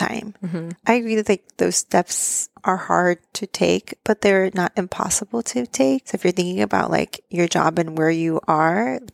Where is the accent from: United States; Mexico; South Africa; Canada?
Mexico; moved away; my hometown in Mexico